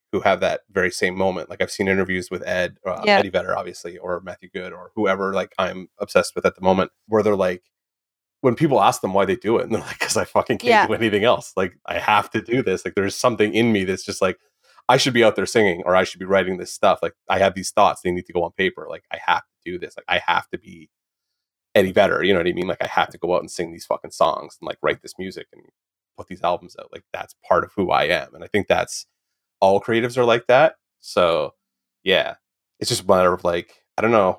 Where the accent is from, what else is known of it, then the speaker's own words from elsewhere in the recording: Canada; now in Toronto, Canada; I'm French Canadian.